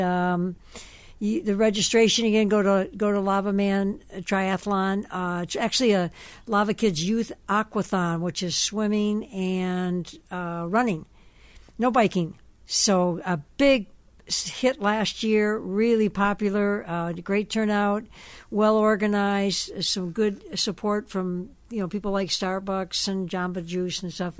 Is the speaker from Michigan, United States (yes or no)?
yes; Detroit, Michigan, United States; moved away; here from Detroit, uh, my hometown